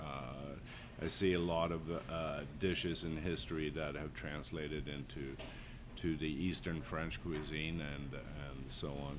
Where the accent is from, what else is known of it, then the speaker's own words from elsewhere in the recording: Sweden; also born or lived in Southern California / Napa Valley; now in San Francisco, United States; Being Swedish